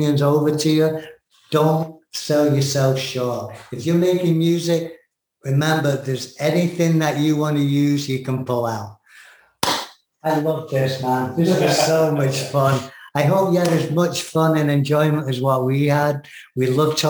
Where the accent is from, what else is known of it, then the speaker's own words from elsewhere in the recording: England, United Kingdom; now in United States; I'm American English